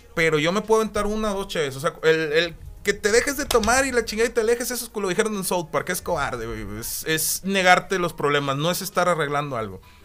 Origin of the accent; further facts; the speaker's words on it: Monterrey, Nuevo León, Mexico; also born or lived in Mexico City / Dominican Republic; nací en el DF, me crié hasta los 6, 7 años en República Dominicana y luego ya me vine aquí a Monterrey